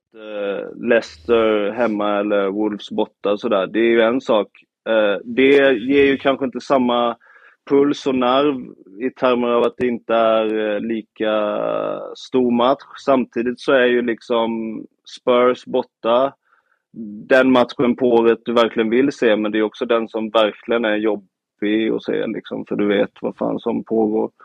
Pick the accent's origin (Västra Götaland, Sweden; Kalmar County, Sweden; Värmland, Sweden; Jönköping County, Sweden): Kalmar County, Sweden; Nybro; moved away; hela mitt liv här i Nybro som jag kommer ifrån, några mil från Öland